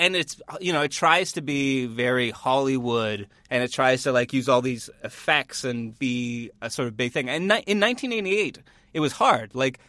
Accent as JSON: {"language": "English", "region": "Northern Ontario", "country": "Canada", "said": "I'm from Northern Ontario"}